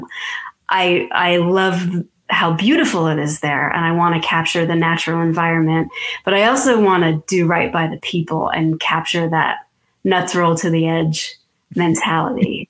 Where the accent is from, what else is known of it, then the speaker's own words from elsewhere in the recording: Massachusetts, United States; moved away as an adult; now in Outer Banks, North Carolina, United States; I've lived on the Outer Banks for 9 years now, and I'm originally from Massachusetts